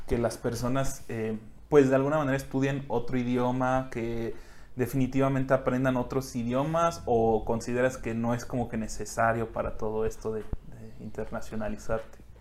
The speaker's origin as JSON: {"language": "Spanish", "country": "Mexico", "said": "como mexicano"}